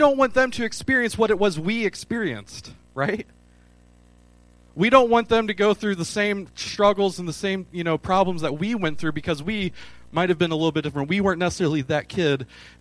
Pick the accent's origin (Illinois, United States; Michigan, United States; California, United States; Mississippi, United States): Michigan, United States; now in Clarksville, United States; I'm from Michigan.